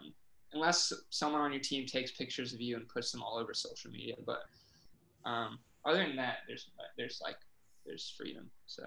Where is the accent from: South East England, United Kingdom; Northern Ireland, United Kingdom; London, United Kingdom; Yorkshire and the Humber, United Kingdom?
South East England, United Kingdom; Oxford; Growing up in Oxford, like you just assume that there's always someone watching you who knows you, kind of, I feel like.